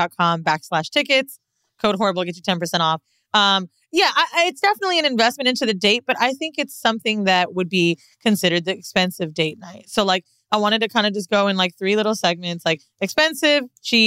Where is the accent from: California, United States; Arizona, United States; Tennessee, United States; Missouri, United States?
California, United States; San Francisco; born there; I was born in San Francisco, which means my mom is pretty much a gay man.